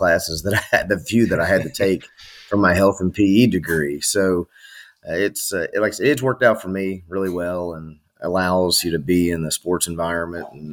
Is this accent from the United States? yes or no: yes; Knoxville, Tennessee, United States; also born or lived in Strawberry Plains, Tennessee; I'm originally from Knoxville, Tennessee, and then they're in East Tennessee